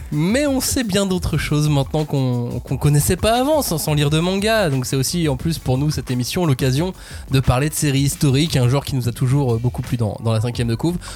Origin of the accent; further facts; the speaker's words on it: France; Donc, il nous reste vraiment que le manga quand on est français